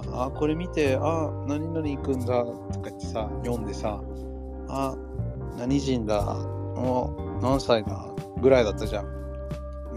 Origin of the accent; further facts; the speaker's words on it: United States; moved away as an adult; now in Niigata, Japan; 僕らがアメリカで育った時はさ